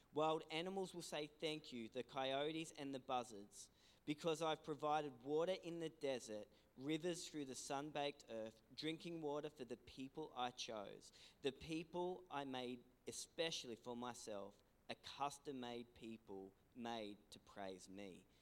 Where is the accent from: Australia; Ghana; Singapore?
Australia; Ulladulla, New South Wales; we're originally from Ulladulla. Uh, um, you know, this is my home. This is my hometown